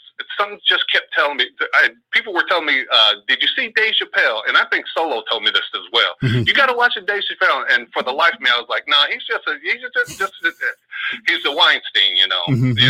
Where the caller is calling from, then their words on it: Oakland, California, United States; from Oakland.